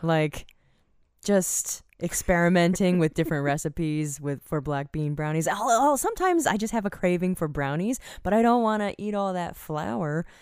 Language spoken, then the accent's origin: English; Virginia, United States; I grew up in Virginia where they didn't have White Castles